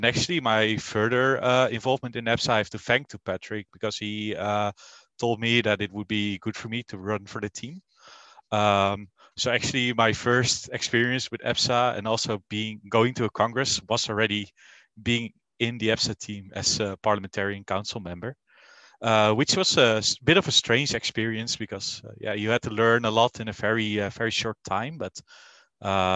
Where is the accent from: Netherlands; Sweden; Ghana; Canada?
Netherlands; I'm from the Netherlands